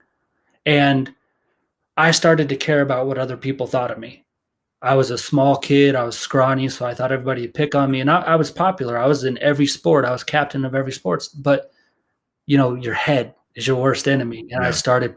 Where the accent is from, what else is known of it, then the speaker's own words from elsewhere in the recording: Fort Collins, Colorado, United States; now in Denver, United States; I grew up in Fort Collins